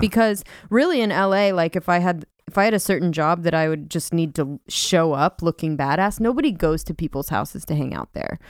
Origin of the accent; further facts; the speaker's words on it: California, United States; moved away; I'm from California